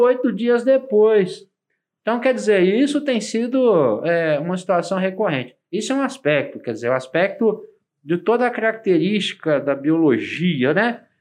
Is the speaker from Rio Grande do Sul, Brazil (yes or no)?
no; Minas Gerais, Brazil; Como bom mineiro